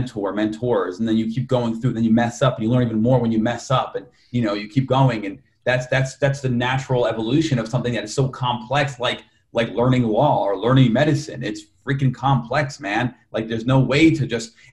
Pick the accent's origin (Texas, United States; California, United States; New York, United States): New York, United States; Yonkers; I was born in Yonkers, New York